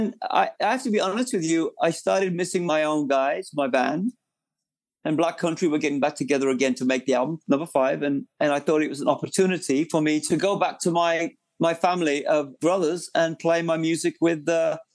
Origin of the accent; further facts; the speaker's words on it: United Kingdom; also born or lived in London; now in United States; I am a Brit. I mean, I've lived in America most of my life. But when I look back at growing up in the North